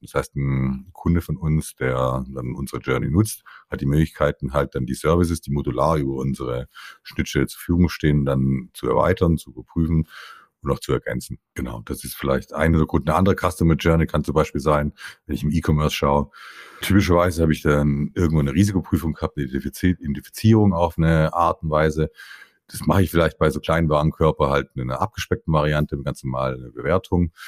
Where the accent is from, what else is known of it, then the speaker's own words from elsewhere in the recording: Stuttgart, Baden-Württemberg, Germany; Also ich bin Italo-Schwabe, geboren in Stuttgart, Nähe von stuttgart reutling